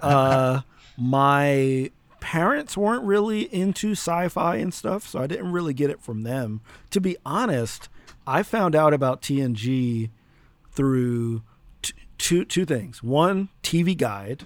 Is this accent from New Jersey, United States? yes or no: yes; New Jersey, United States; I'm from Jersey